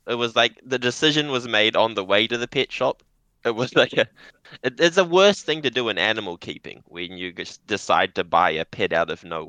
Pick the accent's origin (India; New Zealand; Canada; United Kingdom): New Zealand; now in Japan; I'm from New Zealand.